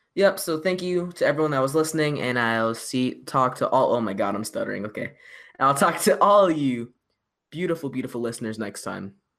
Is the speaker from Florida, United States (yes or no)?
yes; Orlando, Florida, United States; my hometown city